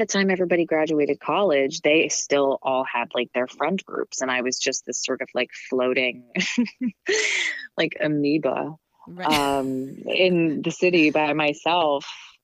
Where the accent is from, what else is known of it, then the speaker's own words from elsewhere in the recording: New Jersey, United States; I grew up in New Jersey